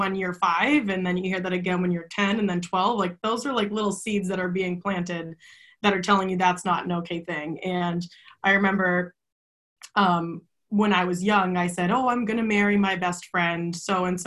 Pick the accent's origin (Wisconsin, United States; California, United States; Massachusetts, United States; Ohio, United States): Massachusetts, United States; Saugus; I grew up in Saugus, Mass.